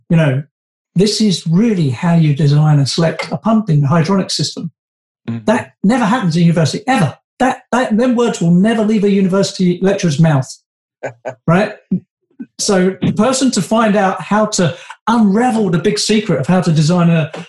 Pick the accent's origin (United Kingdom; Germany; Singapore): United Kingdom; London; moved away; also born or lived in Canada; I'm from West London